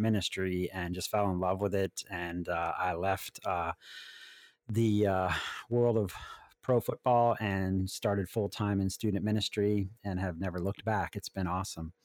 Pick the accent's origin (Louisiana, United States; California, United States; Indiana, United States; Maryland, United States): Maryland, United States; also born or lived in Washington, D.C.; I was born in Washington, D C, and have lived most of my life in Maryland